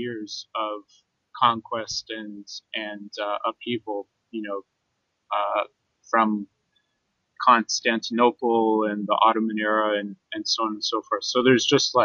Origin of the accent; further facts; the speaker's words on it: Canada; moved away; as a Canadian